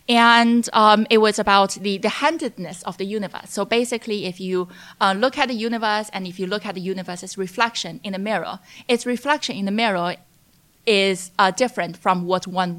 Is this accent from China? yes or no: yes; China; English is a second language; when I was growing up in China as a young child, I was interested in a lot of things, both politics and the natural world.